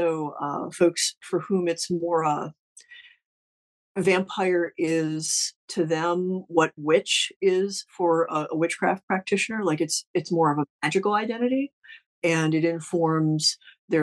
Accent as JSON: {"language": "English", "region": "Ohio", "country": "United States", "said": "I'm from Ohio."}